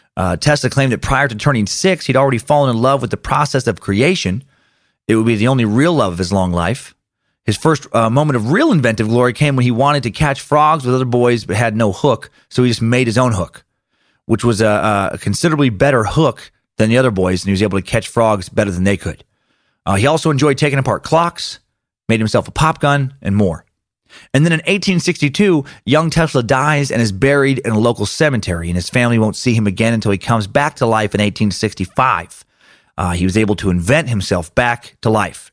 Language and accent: English; Riggins, Idaho, United States; my hometown of Riggins